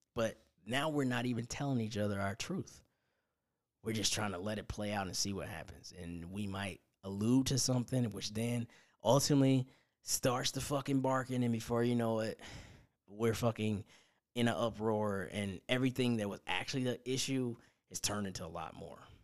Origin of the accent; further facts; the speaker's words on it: Indiana, United States; my hometown of Indiana